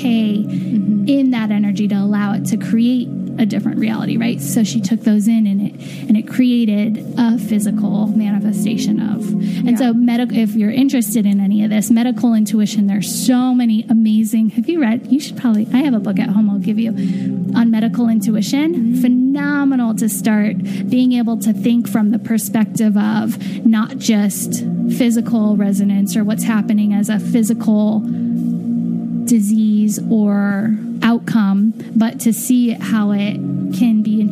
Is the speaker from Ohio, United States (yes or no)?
no; California, United States; when I was really young, I remember in California walking into Ralph's grocery store